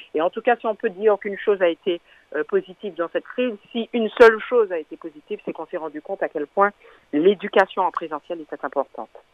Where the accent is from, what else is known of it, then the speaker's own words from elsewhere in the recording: Martinique; en tant que martiniquaise, en tant que syndicaliste aussi